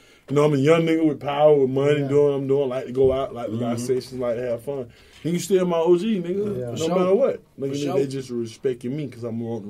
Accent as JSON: {"language": "English", "town": "Atlanta", "region": "Georgia", "country": "United States", "tie": "born or raised there", "said": "I'm from Bourne Homes."}